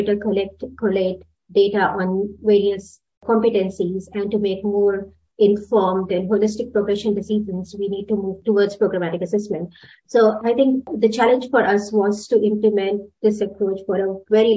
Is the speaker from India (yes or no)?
yes; India; moved away as an adult; now in Sydney, Australia; Originally, I'm from India, and then I moved to Australia about 2008.